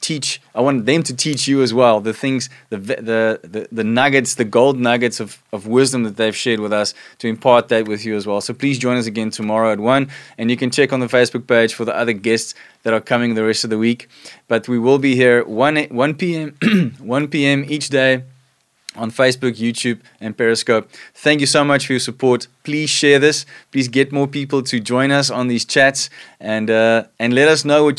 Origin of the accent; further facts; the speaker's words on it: South Africa; us as South African married couples and homes